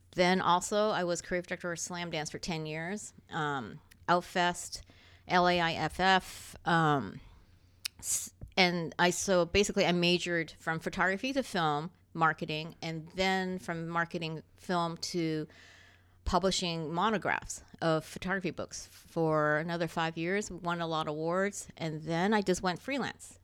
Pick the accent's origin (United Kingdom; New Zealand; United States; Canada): Canada; Toronto, Ontario; Toron-, that's where I grew up